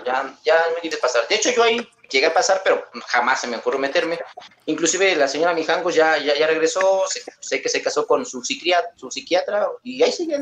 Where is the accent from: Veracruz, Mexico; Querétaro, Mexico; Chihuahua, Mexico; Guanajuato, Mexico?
Querétaro, Mexico; De Querétaro, México